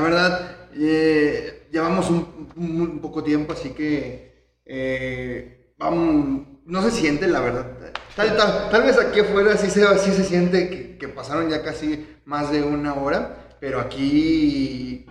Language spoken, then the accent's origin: Spanish; Mexico; nosotros, que somos mexicanos